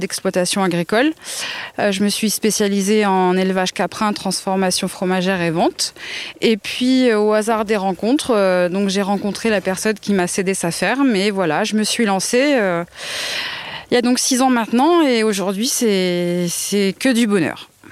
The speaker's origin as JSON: {"language": "French", "area": "Indre, Brenne, Centre region", "region": "Centre-Val de Loire", "country": "France", "tie": "born or raised there", "said": "je suis originaire de la région centre, hein, de l'Indre et de la Brenne plus précisément. Et euh, donc j'ai grandi dans la ferme de mes grands-parents"}